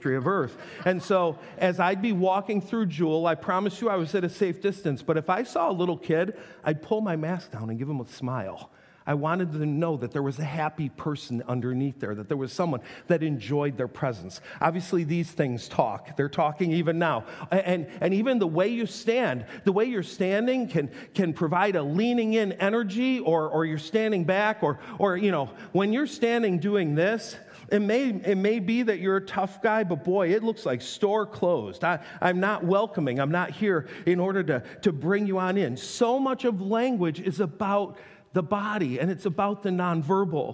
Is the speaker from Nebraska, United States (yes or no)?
no; Western New York, United States; I grew up in Western New York, but I'm telling you, hillbilly at heart